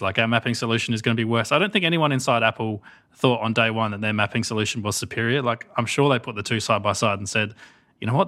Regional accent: Australia; as an Australian, so as the only non-American here

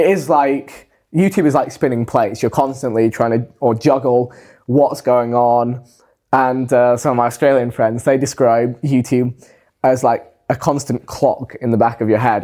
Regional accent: England, United Kingdom

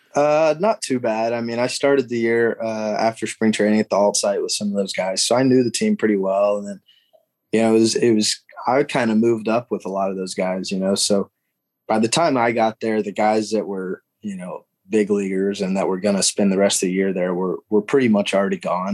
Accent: Alabama, United States; growing up in Alabama

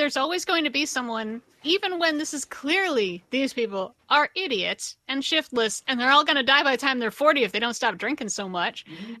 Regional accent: Philadelphia, Pennsylvania, United States; I'm from Philly, so I know a lot of people who talk like this.

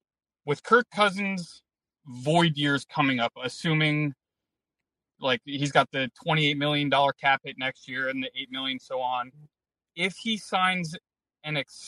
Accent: New Jersey, United States; now in South Carolina, United States; I'm originally from New Jersey

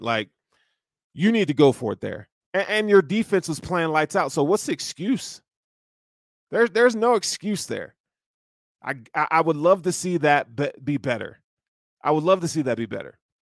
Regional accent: the South, United States; I'm from the South

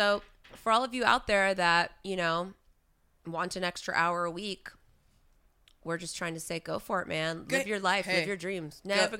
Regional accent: United States; accent: American flat; my American flat accent

